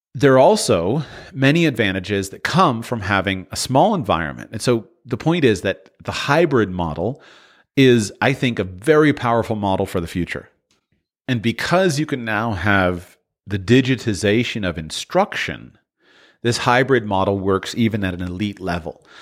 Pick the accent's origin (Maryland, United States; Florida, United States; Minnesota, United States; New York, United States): Florida, United States; I'm from Florida